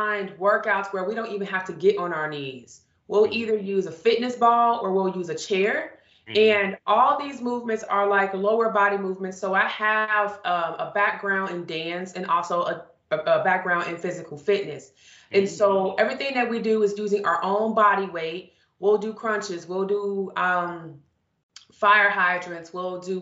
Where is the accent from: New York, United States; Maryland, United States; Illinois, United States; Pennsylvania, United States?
Illinois, United States; Chicago; I grew up, I'm from Chicago.